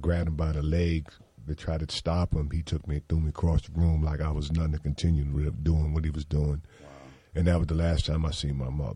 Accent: New York City, New York, United States; I was born in Brooklyn, New York, Coney Island Hospital

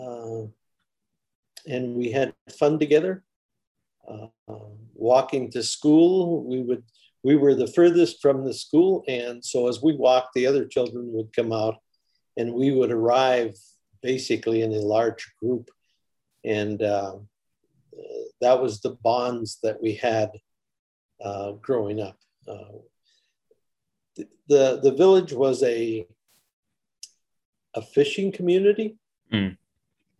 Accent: Afognak, Alaska, United States; also born or lived in Kodiak, Alaska; I spent my formative years in Afognak village.

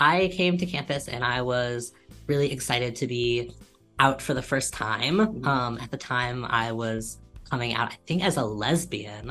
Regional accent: St. Louis, Missouri, United States; moved away as an adult; now in Ann Arbor, United States; I'm from St. Louis, or like the suburbs outside of St. Louis

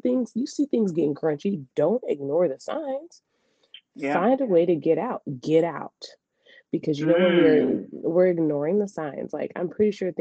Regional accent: Memphis, Tennessee, United States; Y'all know that's my hometown

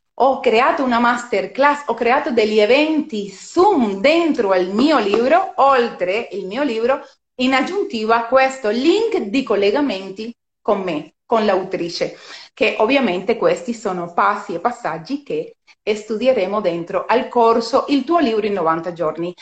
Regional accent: Cuba; Italian is a second language; moved away as an adult; now in Italy; sono cubana di, di nascita, sono cubana di nascita anche se vivo in Italia da 16 anni

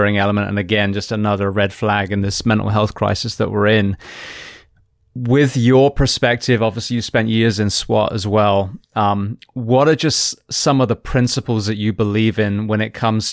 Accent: United Kingdom; now in United States; I'm British, you know, I'm American now

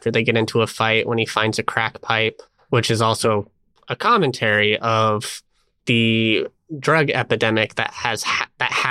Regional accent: United States; I mean, I am an American, and I was just like, is Oakland really that that far?

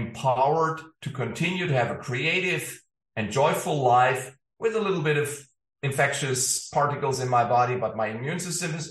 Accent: Ulm, Baden-Württemberg, Germany; moved away as an adult; also born or lived in Stockholm; the town I grew up in Ulm in southern Germany

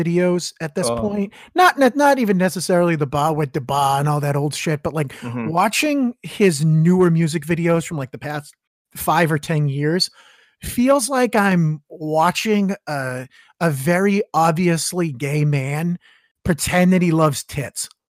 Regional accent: Massachusetts, United States; I'm from the middle of nowhere over here. Just shit kicking. I'm in the number one state for education in the union.

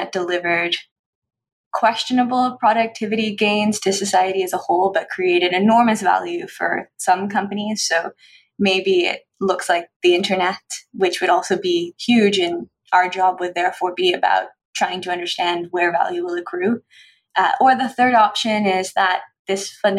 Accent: Newfoundland and Labrador, Canada; moved away; also born or lived in Nova Scotia; I grew up in Newfoundland where my grandfather was a fisherman

